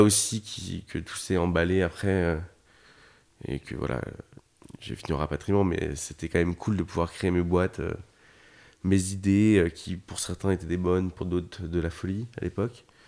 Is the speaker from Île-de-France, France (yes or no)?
yes; Paris region, Île-de-France, France; je suis né en région parisienne